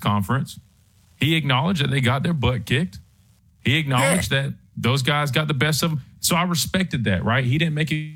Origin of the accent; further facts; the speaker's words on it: Alabama, United States; I come from Alabama